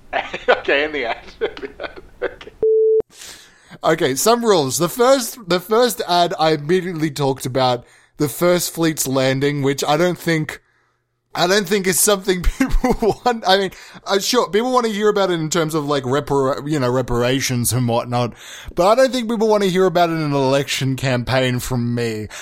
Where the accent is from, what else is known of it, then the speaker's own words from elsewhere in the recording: Australia; accent: Australian; I was birthed in Australia. I'm Australian